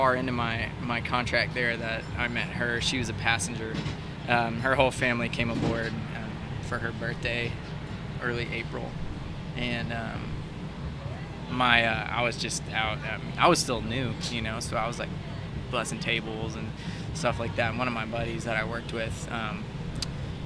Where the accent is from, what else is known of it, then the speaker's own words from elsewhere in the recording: Houston, Texas, United States; moved away as an adult; also born or lived in Southern California / Hawaii; I grew up in Houston and lived there most of my life, North Houston, Woodlands